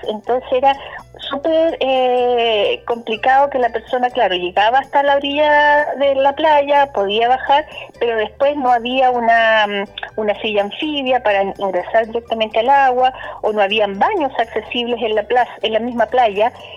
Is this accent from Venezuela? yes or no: no; Temuco, Araucanía, Chile; somos de Temuco, que también tenemos un emplazamiento en Curacautín, pero somos de la Araucanía